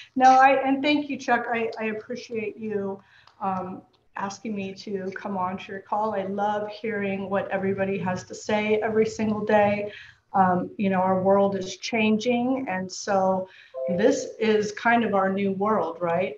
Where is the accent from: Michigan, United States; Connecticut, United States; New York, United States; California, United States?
California, United States; San Francisco Bay Area; moved away as an adult; now in Los Angeles, United States; I grew up in the San Francisco Bay Area.